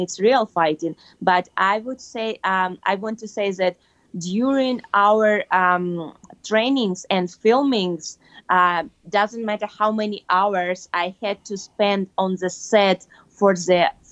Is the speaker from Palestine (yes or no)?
no; Kyrgyzstan; moved away; my home country, in Kyrgyzstan